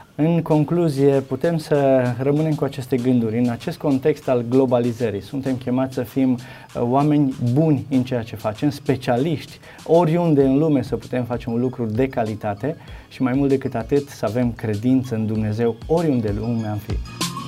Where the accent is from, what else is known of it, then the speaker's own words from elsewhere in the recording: Romania; Noi ca români